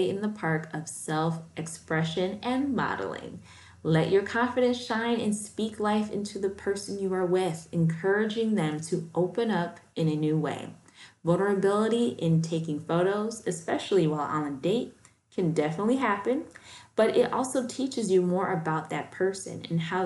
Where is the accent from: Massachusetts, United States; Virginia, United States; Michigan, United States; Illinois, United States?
Illinois, United States; Chicago; now in Florida, United States; In my hometown of Chicago